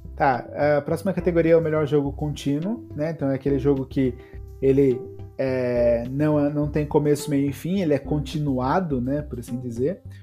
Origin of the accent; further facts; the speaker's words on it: Brazil; Aqui no Brasil, a gente fala gote